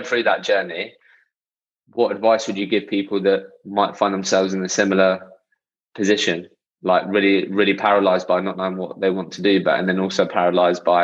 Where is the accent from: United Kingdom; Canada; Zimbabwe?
United Kingdom; Eastbourne, South East England; I grew up in Eastbourne. It's quite a small town